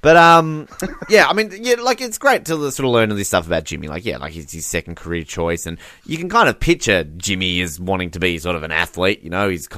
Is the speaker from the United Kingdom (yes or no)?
no; Australia; I'm an Australian.